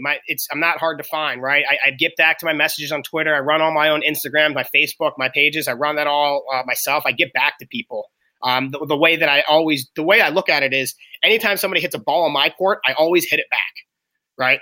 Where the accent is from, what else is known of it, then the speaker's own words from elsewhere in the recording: Pittsburgh, Pennsylvania, United States; I'm from Pittsburgh.